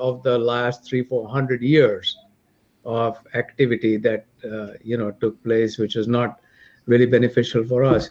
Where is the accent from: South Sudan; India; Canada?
India; now in United States; I'm from India